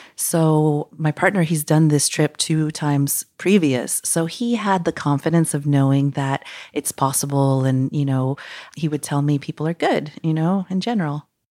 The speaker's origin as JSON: {"language": "English", "region": "Mexico City", "country": "Mexico", "moved": "yes", "lives_now": "Costa Rica", "said": "I'm originally from Mexico City"}